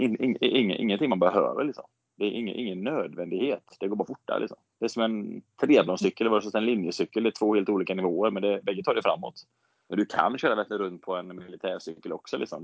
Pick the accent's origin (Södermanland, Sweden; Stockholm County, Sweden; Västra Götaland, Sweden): Västra Götaland, Sweden; Borås; moved away as an adult; now in Gothenburg, Sweden; jag växte upp i Borås